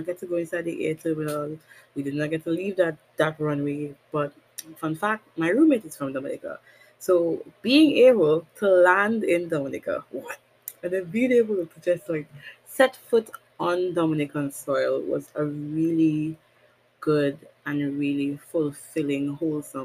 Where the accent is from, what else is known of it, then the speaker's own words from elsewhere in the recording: Trinidad & Tobago; Born and raised Caribbean, I'm a country girl for the rest of my life